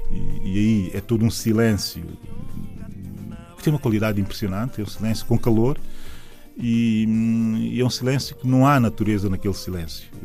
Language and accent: Portuguese; São Tomé, Água Grande, São Tomé & Príncipe; sou da cidade de São Tomé. Uh, a minha cidade, a minha cidade hoje começa no aeroporto uh, de São Tomé e Príncipe, aeroporto internacional, se quisermos.